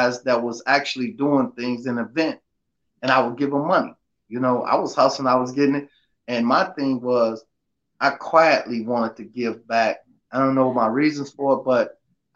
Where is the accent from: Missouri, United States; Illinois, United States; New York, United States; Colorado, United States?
Illinois, United States; Chicago; moved away; I'm from Augil Garden, born and raised out of Block 6, raised in Block 9, moved to Block 3, but pretty much all over.